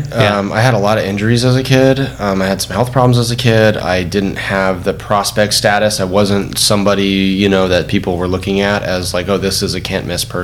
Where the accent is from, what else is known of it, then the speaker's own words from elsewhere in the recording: California, United States; This is when the Lakers were winning everything, and I'm growing up in Southern California.